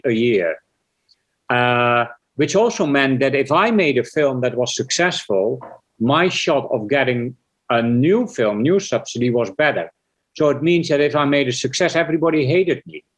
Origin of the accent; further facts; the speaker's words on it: Netherlands; moved away as an adult; I was born in Holland, so I made my first six features before I was 33. I made six features in Holland